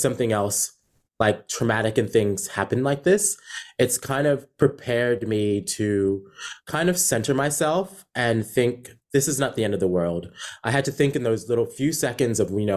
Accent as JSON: {"language": "English", "region": "New York", "country": "United States", "tie": "born or raised there", "also_born_or_lived": "South Carolina", "moved": "as an adult", "lives_now": "Australia", "said": "I was born and raised in New York, and then I moved to South Carolina when I was about 14. Then back to New York when I was 17, and I've been living in Australia for 9 years."}